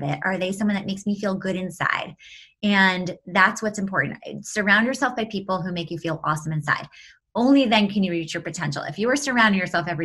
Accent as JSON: {"language": "English", "town": "New York City", "region": "New York", "country": "United States", "moved": "as an adult", "lives_now": "California, United States", "said": "New York City, and now I live in California, but I'm a New Yorker at heart for sure"}